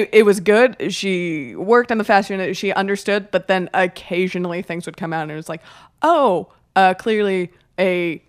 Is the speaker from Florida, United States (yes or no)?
yes; Miami, Florida, United States; I grew up in Miami.